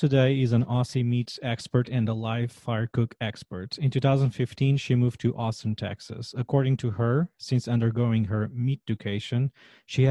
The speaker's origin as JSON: {"language": "English", "country": "Portugal", "second_language": "English", "moved": "as an adult", "lives_now": "Washington, D.C., United States", "said": "I'm originally from Portugal and I've been living in Washington, D.C. for the last 9 years"}